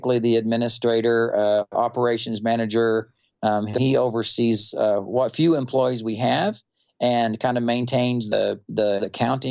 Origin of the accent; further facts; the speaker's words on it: Wichita Falls, Texas, United States; I was born and raised in North Texas. I was born in Wichita Falls